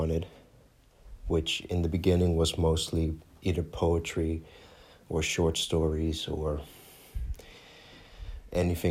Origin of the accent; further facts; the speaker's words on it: Netherlands; English is a second language; I'm from the Netherlands. If my accent didn't give it away, great. But I'm born and raised in Holland